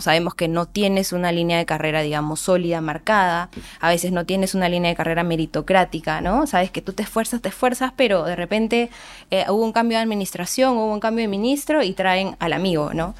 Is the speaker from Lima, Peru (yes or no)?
no; Andahuaylas, Apurímac, Peru; soy de Andahuaylas, Apurímac